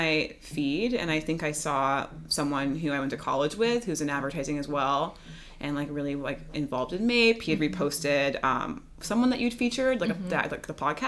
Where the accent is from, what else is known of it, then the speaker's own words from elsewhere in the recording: Houston, Texas, United States; also born or lived in New York; now in Los Angeles, United States; I grew up in Houston